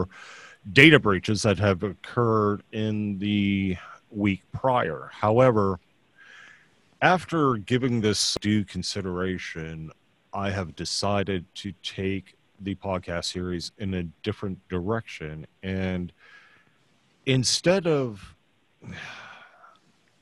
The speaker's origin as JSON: {"language": "English", "town": "Austin", "region": "Texas", "country": "United States", "also_born_or_lived": "San Antonio / New Braunfels", "lives_now": "Houston, United States", "said": "I'm a Texan"}